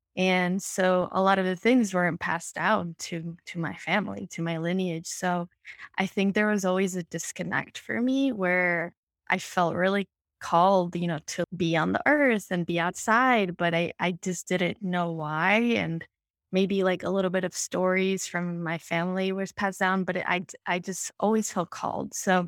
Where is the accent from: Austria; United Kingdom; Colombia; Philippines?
Colombia; I come from Colombia. I'm a woman of color. I also have Indigenous ancestry.